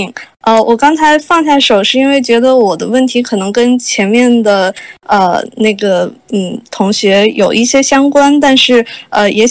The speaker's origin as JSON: {"language": "Chinese", "country": "China", "said": "作为一个中国人在北美的中国工作室和北美的这种本土工作室，呃，有这样的工作的体验"}